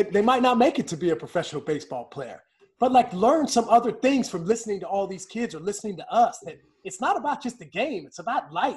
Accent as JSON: {"language": "English", "region": "West Virginia", "country": "United States", "tie": "born or raised there", "said": "growing up in West Virginia"}